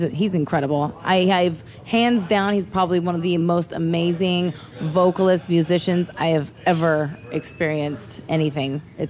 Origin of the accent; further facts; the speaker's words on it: Midwest, United States; You know, and how I grew up in the Midwest.